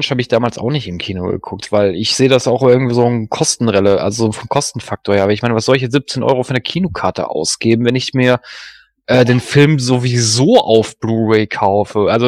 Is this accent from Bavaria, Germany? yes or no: no; Duisburg, North Rhine-Westphalia, Germany; born there; bin ja gebürtiger Duisburger, das liegt ja da in der Nähe von Düsseldorf